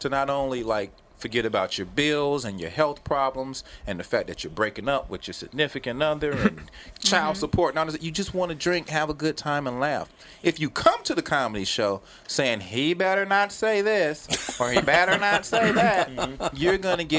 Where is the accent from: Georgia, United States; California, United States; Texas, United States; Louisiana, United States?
Georgia, United States; Right. I'm from Georgia.